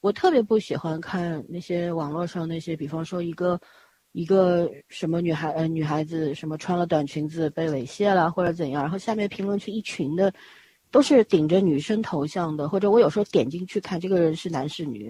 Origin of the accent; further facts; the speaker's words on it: China; 尤其我们中国人，就是那个经济发展的速度快了之后，人的那个内心，就那种缺失的东西越来越多